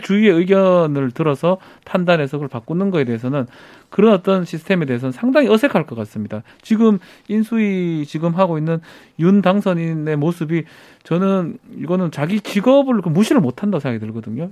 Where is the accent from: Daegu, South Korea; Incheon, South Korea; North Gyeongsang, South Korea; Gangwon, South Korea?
Daegu, South Korea; 제가 뭐 대구 출신이기도